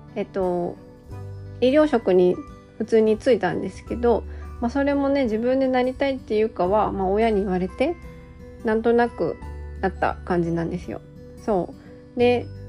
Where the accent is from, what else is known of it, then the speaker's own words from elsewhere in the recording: Gifu, Japan; 私は岐阜県生まれの岐阜県育ちの生粋な岐阜県人で